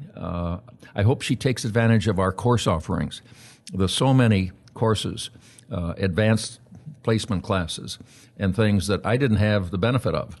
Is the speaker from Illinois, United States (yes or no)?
yes; Aurora, Illinois, United States; born or raised there